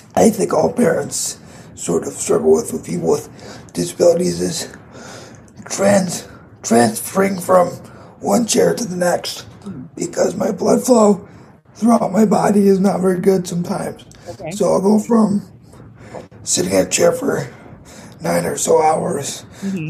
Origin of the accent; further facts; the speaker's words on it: Grand Rapids, Michigan, United States; I am from Grand Rapids, Michigan